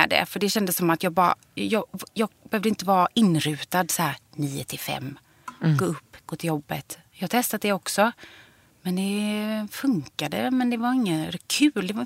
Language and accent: Swedish; Gothenburg, Västra Götaland, Sweden; moved away as an adult; also born or lived in Mölnlycke; jag är från början Långedra. Ja. Och sen flyttade vi liksom, har vi bott inne i stan.